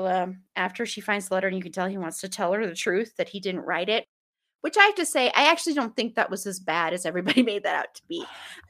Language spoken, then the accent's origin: English; Colorado, United States; we are both from Colorado